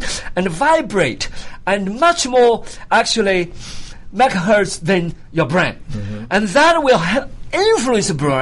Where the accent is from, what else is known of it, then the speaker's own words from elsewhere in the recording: China; moved away as an adult; now in United States; I came from China. Of course, China, during my time, you know, I was an enemy of the country. I was born as an enemy of the country.